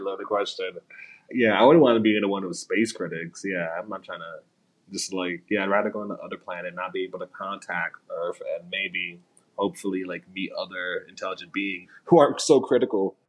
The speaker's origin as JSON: {"language": "English", "region": "New York", "country": "United States", "said": "Me as a New Yorker"}